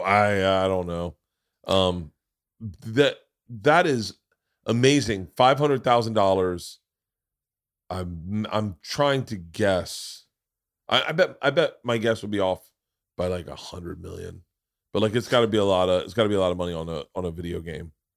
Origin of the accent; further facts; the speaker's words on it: Tampa, Florida, United States; moved away; I grew up in Tampa, so all my friends were in Tampa